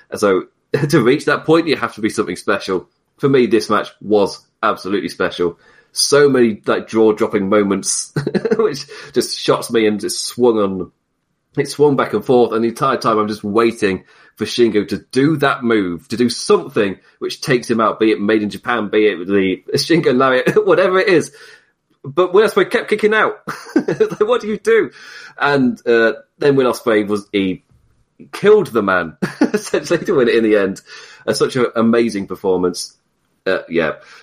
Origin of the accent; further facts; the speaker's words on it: United Kingdom; being British